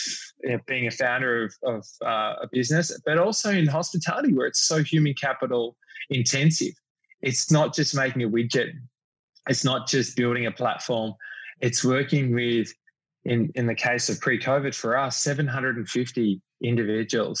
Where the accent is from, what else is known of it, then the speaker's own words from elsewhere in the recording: Melbourne, Victoria, Australia; moved away as an adult; now in New York City, United States; I grew up in Melbourne